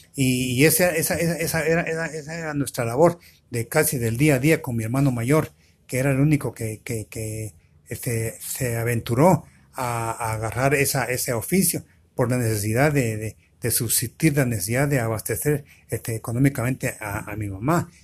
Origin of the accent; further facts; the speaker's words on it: Guatemala; éramos 10 diez, diez chapinas